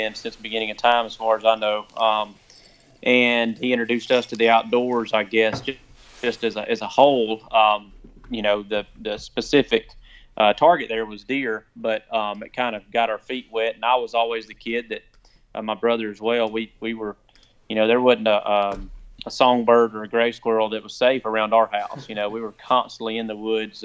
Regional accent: Cedartown, Georgia, United States; also born or lived in Acworth, Georgia; Born and raised in Cedartown, Georgia, right on the Alabama line

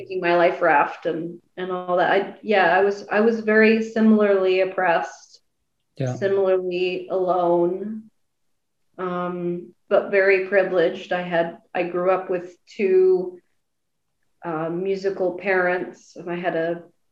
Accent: Nashville, Tennessee, United States; now in New York, United States; I moved to New York because I was born in New York, but then I moved to Nashville when I was 5

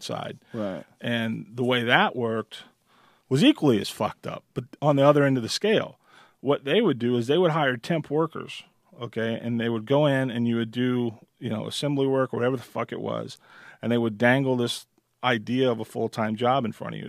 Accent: Midwest, United States; now in Nevada, United States; I'm from the Midwest and I always worked in machine shops

